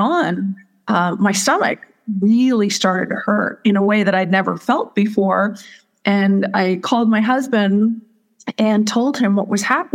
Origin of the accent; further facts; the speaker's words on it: Southern California, United States; moved away as an adult; also born or lived in Missouri; now in Sedona, United States; my background is I grew up in Southern California